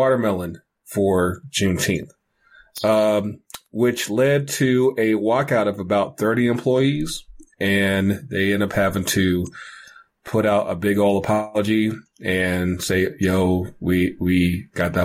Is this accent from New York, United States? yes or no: no; North Carolina, United States; born or raised there; moved away